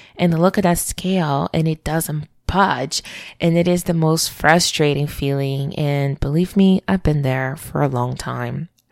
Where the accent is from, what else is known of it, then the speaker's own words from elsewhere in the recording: Brazil; moved away as an adult; being born and raised in Brazil